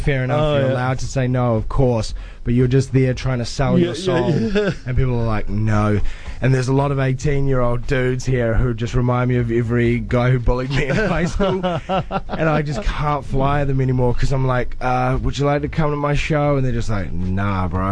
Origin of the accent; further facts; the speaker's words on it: New Zealand; as a Kiwi bloke